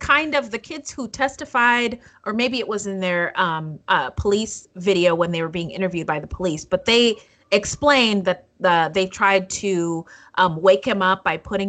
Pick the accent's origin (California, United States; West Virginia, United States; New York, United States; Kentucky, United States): California, United States; Northern; I grew up in Northern California, and I met my husband and went to college in Southern California